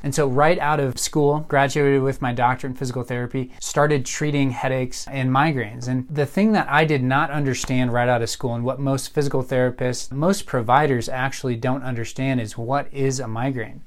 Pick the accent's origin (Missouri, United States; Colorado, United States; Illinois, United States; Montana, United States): Colorado, United States; Colorado Springs; also born or lived in Minnesota; I grew up here in Colorado Springs